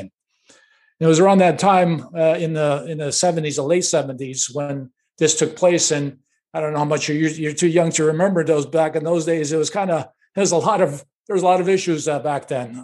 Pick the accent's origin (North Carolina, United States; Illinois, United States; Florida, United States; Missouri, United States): Illinois, United States; Chicago; Born and raised in Chicago, uh, on the north side of Chicago